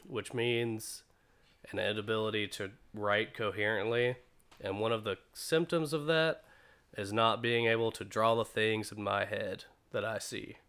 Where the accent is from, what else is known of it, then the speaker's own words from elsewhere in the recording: Greensboro, North Carolina, United States; I'm from Greensboro, North Carolina. I was born and raised here, born at the Women's Hospital.